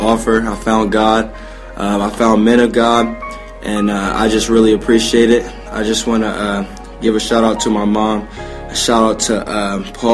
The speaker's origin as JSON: {"language": "English", "town": "Chillicothe", "region": "Ohio", "country": "United States", "tie": "born or raised there", "also_born_or_lived": "Columbus, Ohio", "said": "I'm from Columbus, Ohio, raised in Chillicothe, Ohio."}